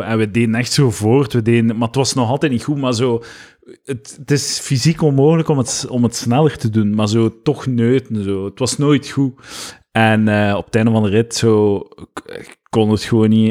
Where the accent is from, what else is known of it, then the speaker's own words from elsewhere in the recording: Deurle, Flanders, Belgium; Van Gent, Ah, nee, van Deurle